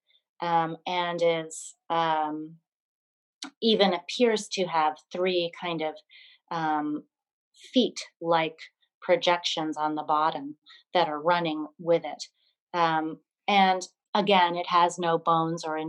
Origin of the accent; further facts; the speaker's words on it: Burlington, Vermont, United States; moved away; my hometown, Burlington, Vermont, where I grew up.